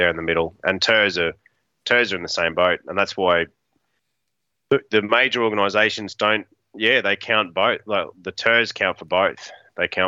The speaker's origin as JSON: {"language": "English", "country": "Australia", "accent": "Australian", "said": "being an Aussie"}